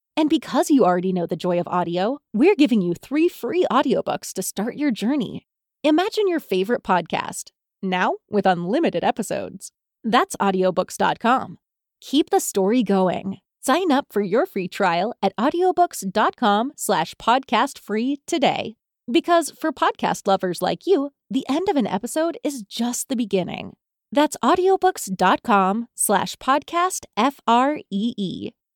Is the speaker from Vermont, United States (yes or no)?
no; Pawtucket, Rhode Island, United States; I grew up in Pawtucket, Rhode Island, which is just a few minutes away from Rehoboth, Massachusetts.